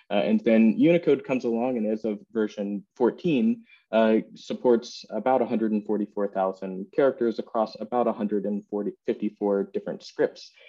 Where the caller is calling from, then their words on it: England, United Kingdom; I'm coming in from England right now.